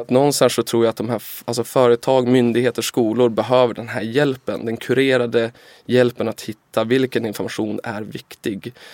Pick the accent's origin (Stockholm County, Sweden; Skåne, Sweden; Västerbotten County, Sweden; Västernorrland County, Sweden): Västernorrland County, Sweden; Timrå; Timrå var när jag växte upp Sveriges tredje fattigaste kommun